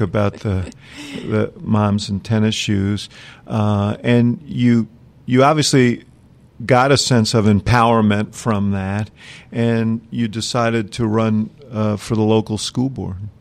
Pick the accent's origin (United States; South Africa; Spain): United States; Chicago, Illinois; I'm from Chicago